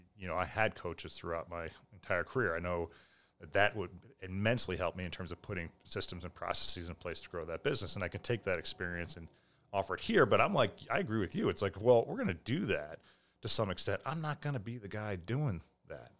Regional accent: Millis, Massachusetts, United States; in Millis, and as a kid, four ninety-five was great

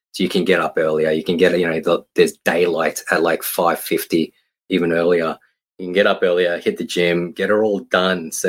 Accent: Queensland, Australia; now in Victoria, Australia; we grew up in Queensland

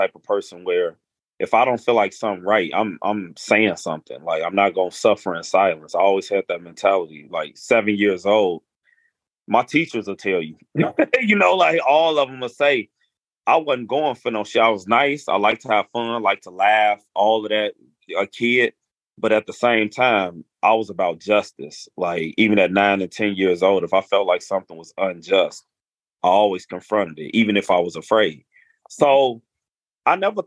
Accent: Chicago, Illinois, United States; I'm from Chicago

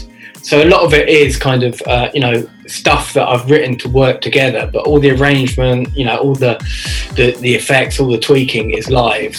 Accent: Reading, South East England, United Kingdom; moved away as an adult; also born or lived in London; now in Reading, United Kingdom; I'm originally from Reading.

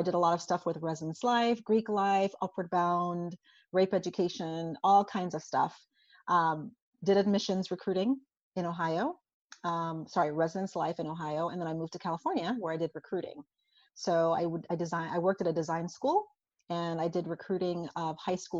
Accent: St. Croix, U.S. Virgin Islands; So I'm originally from St. Croix in the United States Virgin Islands. So I was born and raised there.

